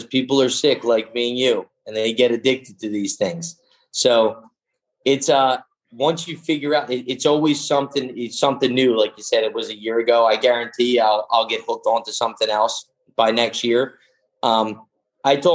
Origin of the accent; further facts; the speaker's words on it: Greece; moved away; when I grew up in Greece, every summer we were spear fishing